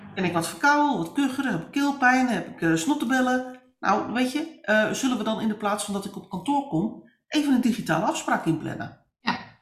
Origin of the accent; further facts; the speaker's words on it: northern Netherlands, Netherlands; ik ben een Noorderling in hart en nieren